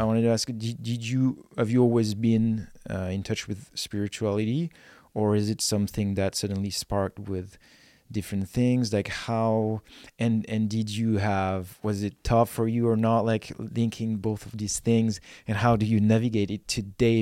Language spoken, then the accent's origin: English; France; now in Vernon, Canada; I'm from France, and I had nothing in France